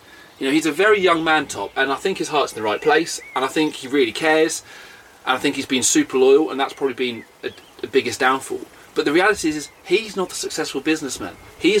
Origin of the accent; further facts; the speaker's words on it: Alvesjö, Sweden; born there; Born 27th of April 1981, and I was born in Alvesjö in Sweden.